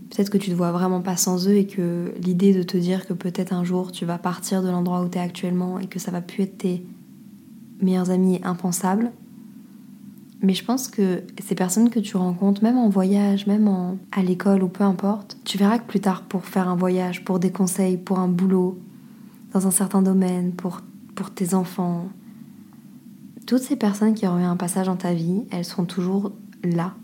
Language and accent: French; France; moved away; on dit qu'on est français